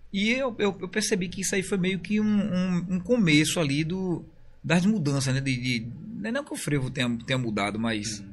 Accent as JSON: {"language": "Portuguese", "region": "Bahia", "country": "Brazil", "said": "eu sou baiano"}